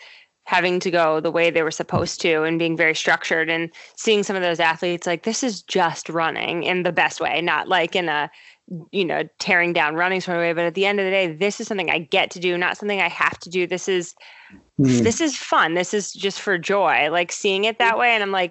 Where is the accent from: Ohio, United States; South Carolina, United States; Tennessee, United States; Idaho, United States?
Ohio, United States; also born or lived in Baltimore, Maryland; but Ohio's home for sure.